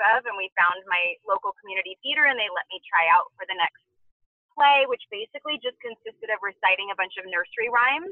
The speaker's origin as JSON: {"language": "English", "area": "2 hours outside of Los Angeles", "region": "Southern California", "country": "United States", "tie": "born or raised there", "said": "I'm from Southern California, so even though I grew up 2 hours outside of Los Angeles"}